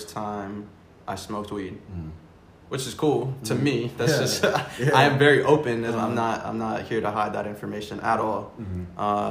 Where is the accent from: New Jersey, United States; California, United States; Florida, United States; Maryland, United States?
Florida, United States; also born or lived in New York; I was born in New York, raised in Florida, with an awesome family